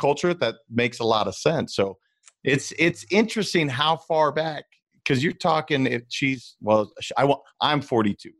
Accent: Montana, United States; I'm from Montana

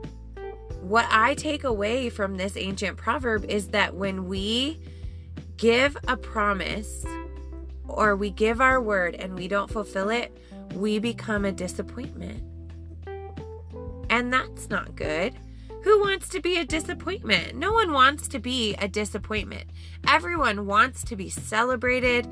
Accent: Colorado, United States; growing up in Colorado in the summer

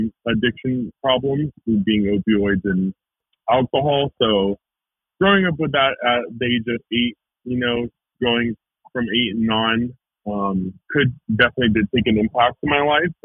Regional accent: Marietta, Georgia, United States; I grew up in Marietta, Georgia. Like north of Atlanta

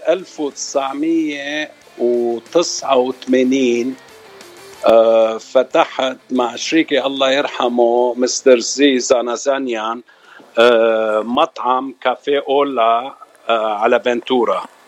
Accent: Lebanon; moved away as an adult; now in California, United States; أول مرة طلعت على الاغتراب من لبنان سنة 1985 جيت على أمريكا كاليفورنيا

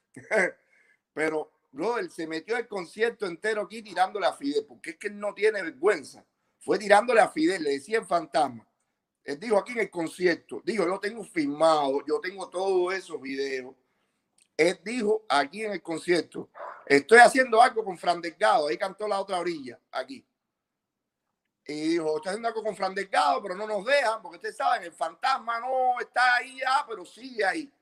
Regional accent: Bejucal, Mayabeque, Cuba; moved away; also born or lived in Las Vegas; yo soy de La zona de Bejucal

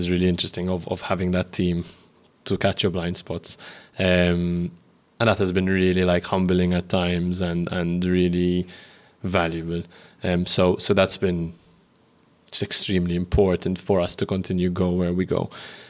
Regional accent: Malta; we're starting a podcast called Growing Pains, which is talks about the pains of growing up in Malta.

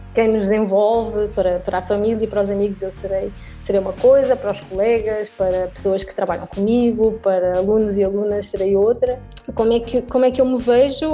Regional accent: Lisbon, Portugal; moved away as an adult; now in southern Brazil; eu sou portuguesa, eu nasci em Lisboa

